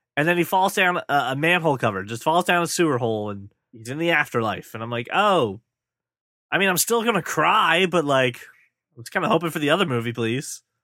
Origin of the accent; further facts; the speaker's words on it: United States; my home country